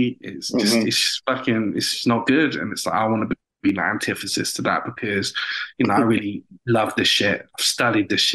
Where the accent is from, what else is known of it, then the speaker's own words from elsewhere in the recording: United Kingdom; accent: British; my British accent.